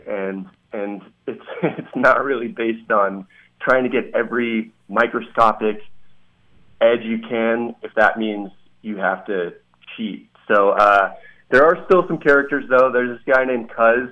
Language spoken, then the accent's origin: English; Santa Rosa, California, United States; moved away as an adult; also born or lived in San Diego / San Francisco; now in Las Vegas, United States; I grew up in Santa Rosa and uh, grew up a big Bay Area sports fan